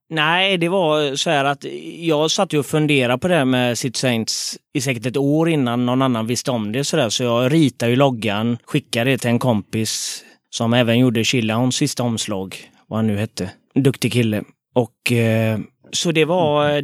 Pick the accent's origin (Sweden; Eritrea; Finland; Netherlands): Sweden; Gothenburg, Västra Götaland; Frölunda, eh, Västra Frölunda, Fiskebäck